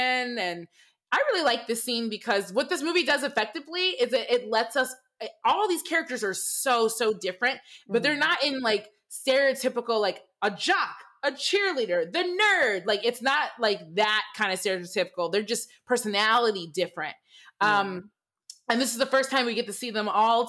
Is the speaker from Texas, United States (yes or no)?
no; Michigan, United States; I'm from Michigan, and I grew up also in an all-white neighborhood